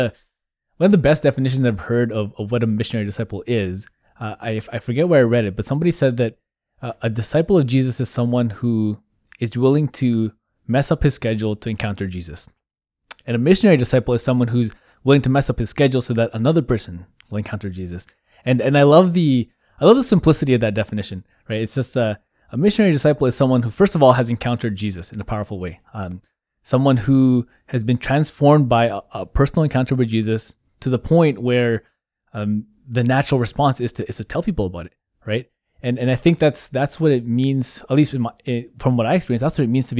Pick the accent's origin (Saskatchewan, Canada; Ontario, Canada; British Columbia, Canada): British Columbia, Canada; Vancouver; So like you said, I grew up here in the Archdiocese of Vancouver. St. Patrick's Vancouver is my home parish. So I went to elementary and high school there.